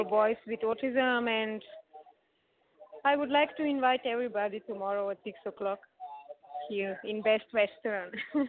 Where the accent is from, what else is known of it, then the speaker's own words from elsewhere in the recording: Slovenia; We are from Slovenia.